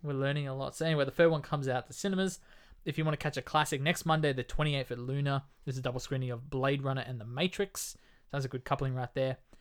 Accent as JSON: {"language": "English", "country": "Australia", "said": "We're Australian"}